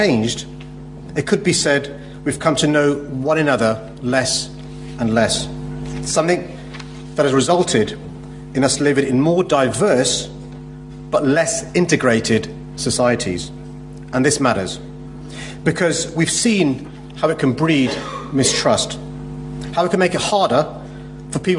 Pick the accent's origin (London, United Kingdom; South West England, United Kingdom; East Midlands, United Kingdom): London, United Kingdom; my own experiences growing up in London